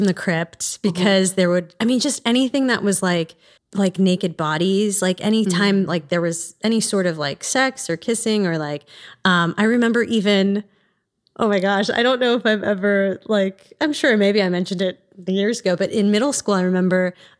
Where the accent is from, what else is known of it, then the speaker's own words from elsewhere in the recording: East Coast, United States; I am originally from the East Coast and grew up in a single family home, mostly.